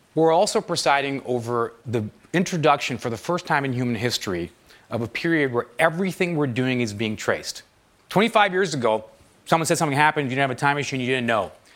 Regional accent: Toronto, Ontario, Canada; moved away as an adult; I moved back to my hometown of Toronto

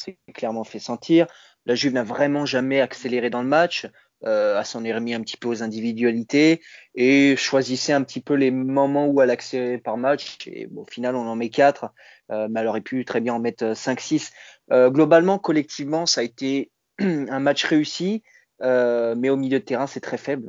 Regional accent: Italy; en tant qu'Italien

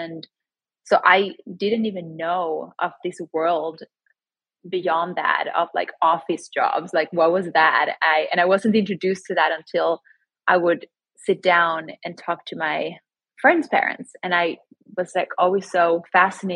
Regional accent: Sweden; moved away as an adult; also born or lived in Chile (ancestry); now in New York City, United States; I grew up in Sweden, but both my parents are from Chile

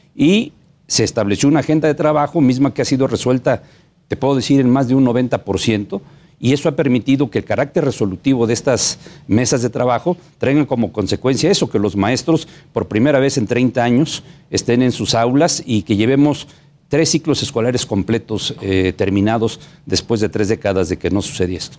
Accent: Oaxaca, Mexico; como oaxaqueños que somos

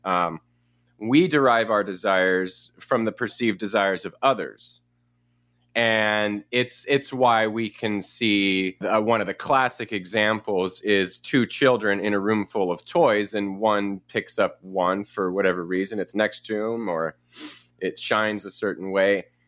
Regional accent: Paradise, California, United States; also born or lived in San Jose, California; now in Chico, United States; I grew up in Northern California. I was born in San Jose and, uh, moved up to a little town called Paradise

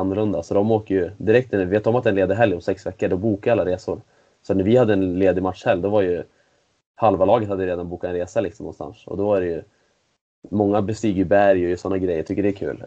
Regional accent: Sweden; also born or lived in Switzerland; som svensk innebandyspelare i, i SSL

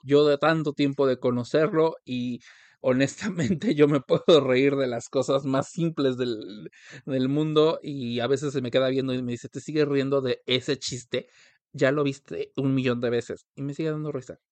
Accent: Mexico; nosotros como mexicanos

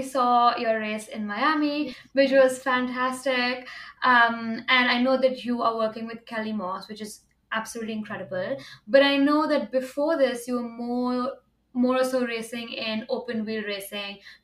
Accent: India; I come from India

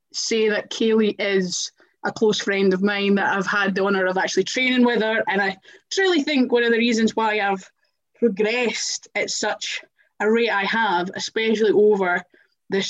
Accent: Scotland, United Kingdom; we're Scottish

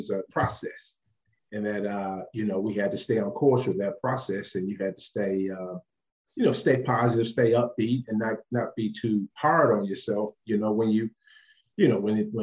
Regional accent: Flint, Michigan, United States; moved away as an adult; also born or lived in Jackson, Mississippi; now in Australia; my hometown of Flint, Michigan

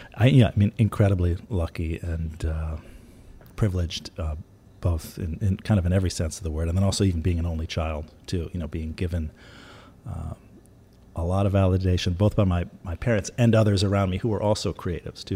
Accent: New York, United States; when I was growing up in New York

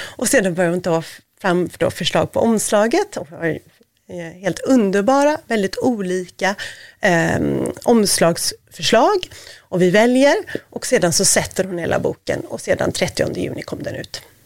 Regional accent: Gothenburg, Västra Götaland, Sweden; now in Stockholm, Sweden; jag är göteborgare

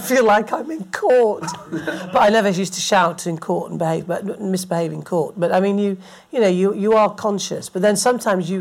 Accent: England, United Kingdom; moved away as an adult; also born or lived in Scotland; I stood as an English Tory and got elected at the most left-wing university in Scotland

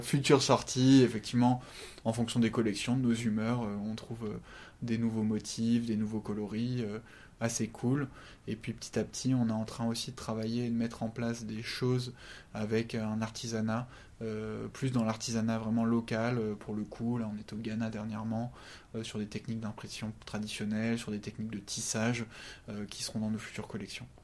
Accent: France; on est français

